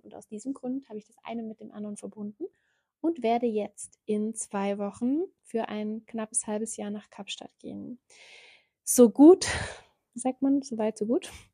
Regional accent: Ulm, Baden-Württemberg, Germany; also born or lived in South Africa; komme ich aus Ulm. Ich habe hier auch gelebt

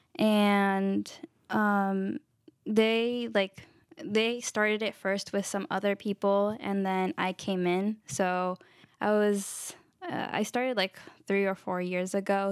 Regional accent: Marin, California, United States; also born or lived in Vallejo; I was born and raised in Marin

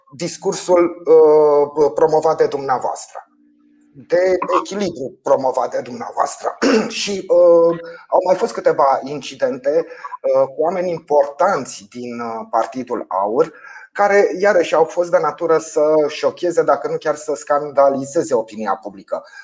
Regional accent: Romania; ca român

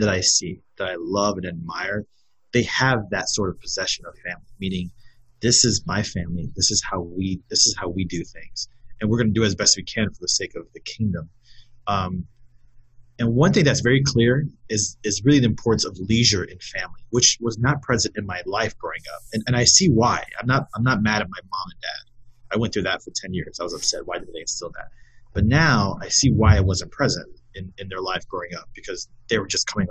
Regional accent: West Valley, Arizona, United States; also born or lived in South Bend, Indiana; growing up in the West Valley and having friends that had gone to St. Mary's

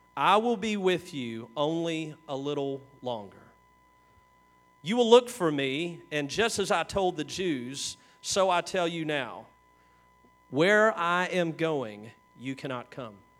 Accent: Kentucky, United States; we're from Kentucky

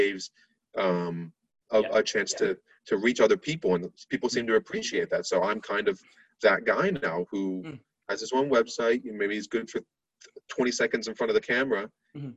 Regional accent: Barcelona, Catalonia, Spain; moved away as an adult; now in United States; I'm from Spain, lived in Spain most of my life

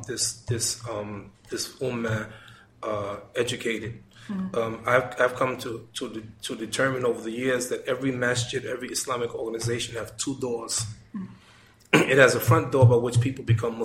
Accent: United States; I'm from America.

